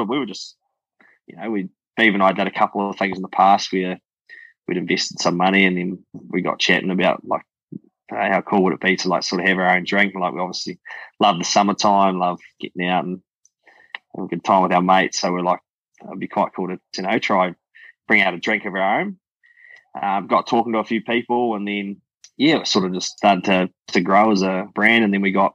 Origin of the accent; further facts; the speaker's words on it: Gore, Southland, New Zealand; also born or lived in Seaward Downs, Southland; Grew up in Gore. We grew up on a dairy farm, so parents were dairy farmers. Grew up in this place just below Edendale called Seward Downs